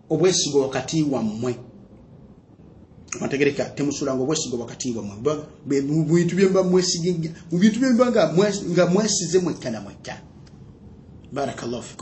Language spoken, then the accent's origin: Ganda; Central Region, Uganda; nga ndi muganda wammwe abaagala enyo ebbanga lyonna